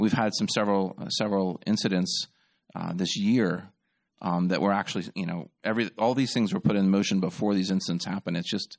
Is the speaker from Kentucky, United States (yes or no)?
no; California, United States; now in Louisiana, United States; It's crazy. I'm actually from California originally. So Louisiana is not number one in anything except for I talk really fast.